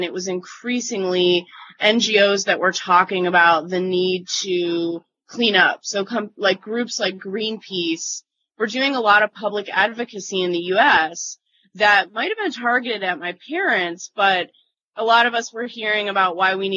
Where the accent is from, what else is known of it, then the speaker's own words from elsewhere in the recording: Michigan, United States; I was born in the state of Michigan.